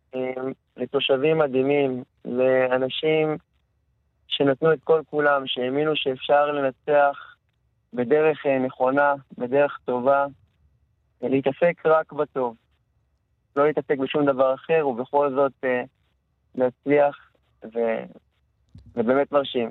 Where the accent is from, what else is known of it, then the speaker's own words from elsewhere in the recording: Beit She'an, Northern District, Israel; יליד העיר, יליד בית שאן